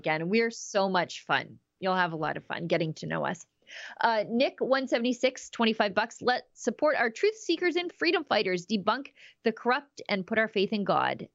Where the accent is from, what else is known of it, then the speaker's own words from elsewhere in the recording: Canada; as a Canadian citizen